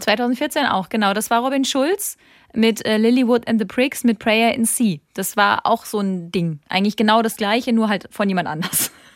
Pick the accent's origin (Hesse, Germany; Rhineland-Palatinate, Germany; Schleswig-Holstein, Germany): Rhineland-Palatinate, Germany; Ich komme aus der Pfalz